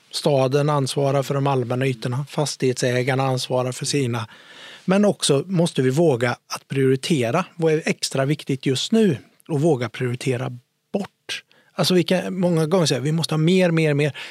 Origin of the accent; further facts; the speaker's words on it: Lidköping, Västra Götaland, Sweden; now in Gothenburg, Sweden; Alltså när jag flyttade till Göteborg från Lidköping, om här, då var jag tvungen att åka till biblioteket för att skriva ut papper